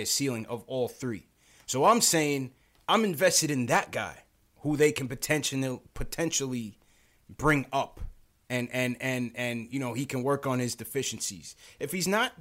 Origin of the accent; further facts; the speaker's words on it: New York City, New York, United States; I was born in Flatbush